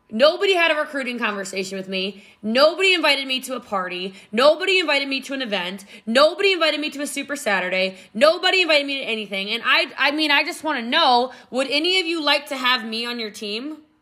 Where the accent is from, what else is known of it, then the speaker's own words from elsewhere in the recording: Middletown, Maryland, United States; moved away; also born or lived in Frederick County, Maryland / Gaithersburg, Maryland; I did grow up in Middletown, Maryland